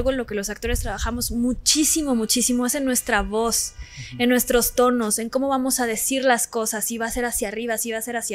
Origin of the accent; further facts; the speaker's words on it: Cancún, Quintana Roo, Mexico; Soy muy, soy de Cancún